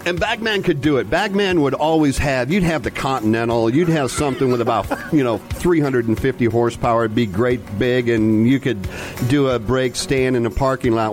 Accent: Grand Rapids, Michigan, United States; I'm from Grand Rapids

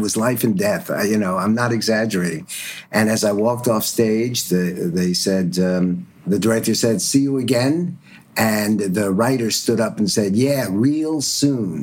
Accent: Stuttgart, Baden-Württemberg, Germany; moved away; I was born in Stuttgart after the war

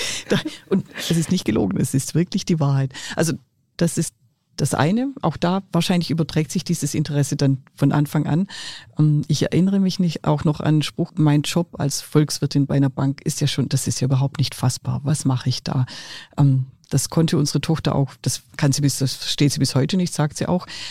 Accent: Swabia, Germany; accent: Swabian dialect; ich bin Schwäbin

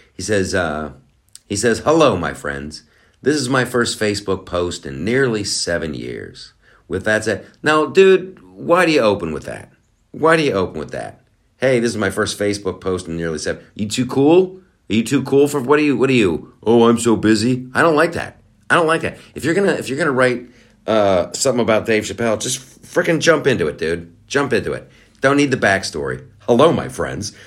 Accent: Boston, Massachusetts, United States; we're all from Boston

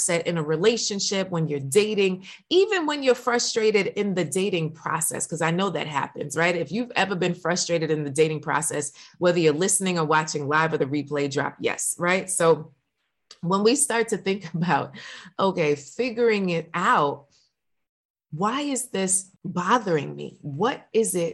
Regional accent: New York, United States; I'm from New York

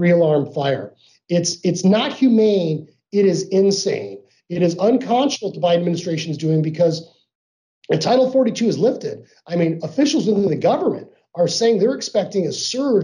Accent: Arizona, United States; I grew up here in Arizona

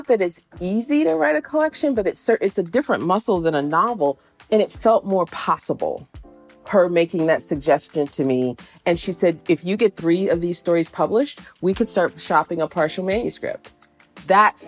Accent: Jacksonville, Florida, United States; now in Pittsburgh, United States; I was living here in Pittsburgh, where I'm not from here. I'm from the South. And I think I call it nostalgia, not homesickness, because I didn't necessarily miss Jacksonville

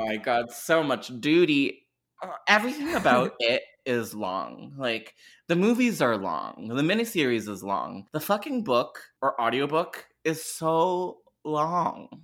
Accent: Canada; I'm Canadian

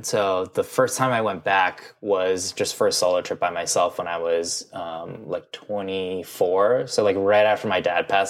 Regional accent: Midwest, United States; like growing up in the Midwest, which was like, yeah, I loved processed cereals and Cinnamon Toast Crunch, Reese's Puffs, like Captain Crunch

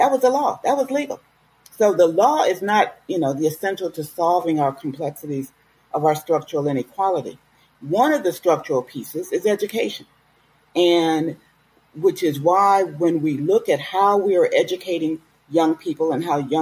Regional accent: Chicago, Illinois, United States; I'm a Chicagoan

